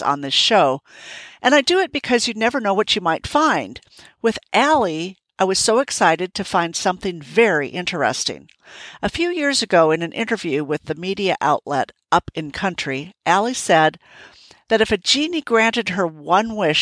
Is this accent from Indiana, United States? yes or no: no; Minnesota, United States; I remember being fortunate enough to ride through endless woods and fields when I was growing up in Minnesota